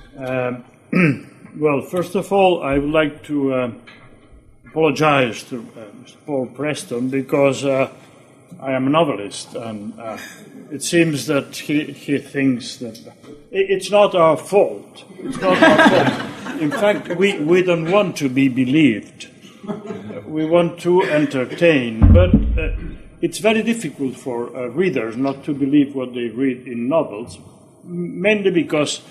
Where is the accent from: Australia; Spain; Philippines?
Spain; Barcelona, Catalonia; I was born in Barcelona in January 1943